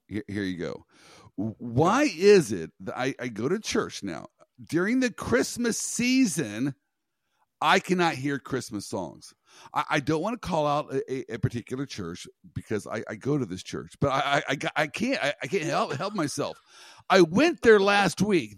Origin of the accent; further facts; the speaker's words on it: Kansas, United States; I'm from Kansas. I got roots in Nebraska.